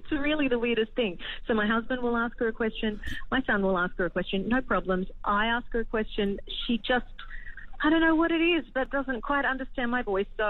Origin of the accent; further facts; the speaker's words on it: Australia; I guarantee I'm very Australian.